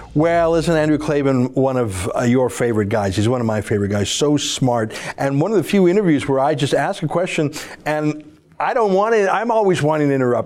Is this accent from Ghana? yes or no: no; Canada; I'm a Canadian, proud to be, don't wanna leave